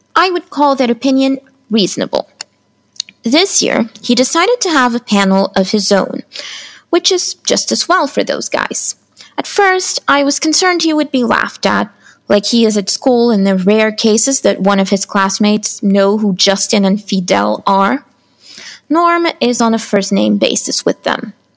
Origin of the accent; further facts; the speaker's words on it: São Paulo, Brazil; I am an author from Brazil